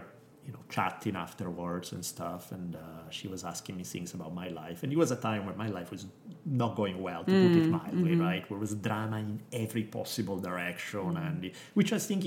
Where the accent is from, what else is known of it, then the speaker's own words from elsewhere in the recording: Italy; moved away; Growing up in Italy